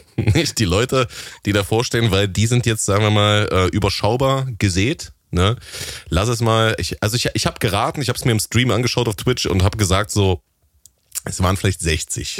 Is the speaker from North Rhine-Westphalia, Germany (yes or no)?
no; Halle, Saxony-Anhalt, Germany; in meiner Heimatstadt Halle an der Saale im tiefsten Osten